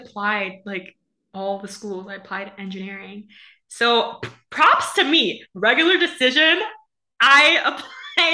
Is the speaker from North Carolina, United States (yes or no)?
no; New Jersey, United States; I am from New Jersey.